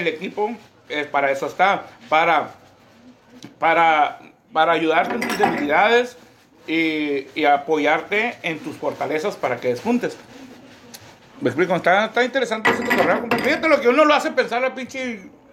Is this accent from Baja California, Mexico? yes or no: yes; Mexicali, Baja California, Mexico; yo nací en Mexicali. Mis papás nacieron aquí